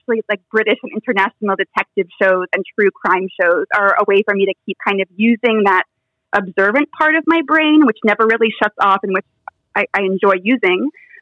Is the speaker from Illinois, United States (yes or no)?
no; New Jersey, United States; I'm from North Jersey